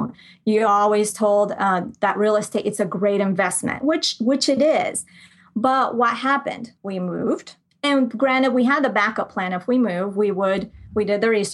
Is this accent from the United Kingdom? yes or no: no; Colombia; moved away; I grew up in Colombia. I'm from Colombia. So I grew up there part of the time